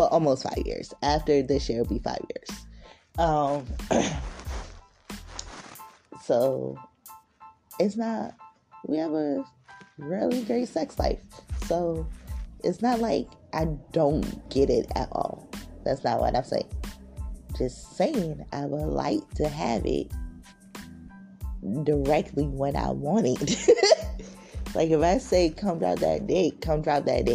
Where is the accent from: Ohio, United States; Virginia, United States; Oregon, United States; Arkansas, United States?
Virginia, United States; Richmond; I'm from Richmond, Virginia, 24.